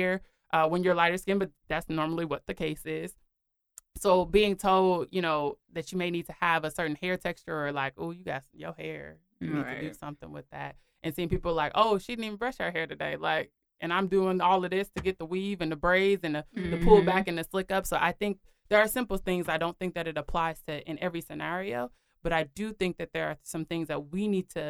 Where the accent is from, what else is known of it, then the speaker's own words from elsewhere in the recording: Minneapolis, Minnesota, United States; I'm from Minneapolis, Minnesota. So in Minneapolis, growing up there